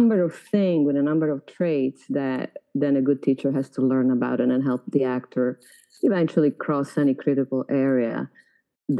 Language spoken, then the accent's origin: English; Florence, Tuscany, Italy; English is a second language; moved away; I grew up in Florence.